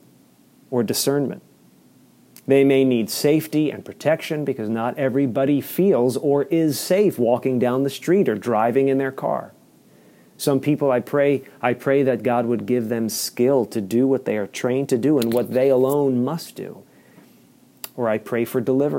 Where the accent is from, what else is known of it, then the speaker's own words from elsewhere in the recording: Maryland, United States; as an American citizen and as a resident of the state of Maryland